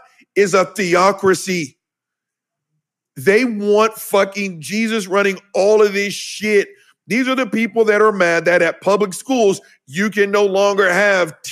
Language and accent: English; the South, United States